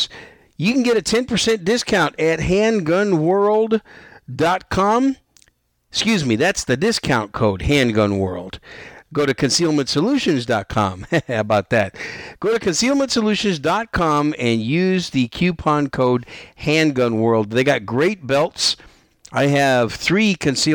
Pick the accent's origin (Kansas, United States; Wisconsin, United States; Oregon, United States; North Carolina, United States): Wisconsin, United States; moved away as an adult; also born or lived in New York City, New York, United States; now in San Antonio, United States; raised in Wisconsin for most of my young life and young adult life. So Wisconsin's my home state